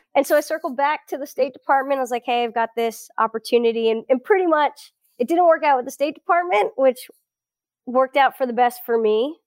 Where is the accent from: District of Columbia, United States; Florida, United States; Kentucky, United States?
Florida, United States; South; first language Portuguese; English is a second language; moved away as an adult; also born or lived in Brazil / Gainesville, Florida / Israel / Birmingham, Alabama; I grew up in South Florida, eh, suburb of Fort Lauderdale, so it's between Fort Lauderdale and Miami